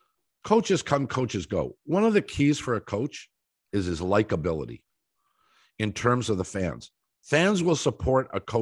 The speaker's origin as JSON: {"language": "English", "country": "Canada", "tie": "born or raised there", "said": "We grew up in Canada where there was no Major League Baseball team."}